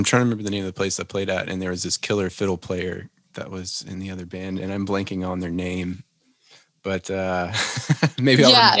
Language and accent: English; South Louisiana, United States; I'm from South Louisiana